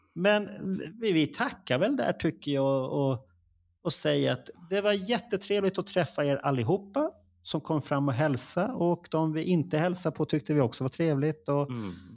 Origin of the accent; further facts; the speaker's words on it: Stockholm, Stockholm County, Sweden; vi, vi stockholmare är bekväma.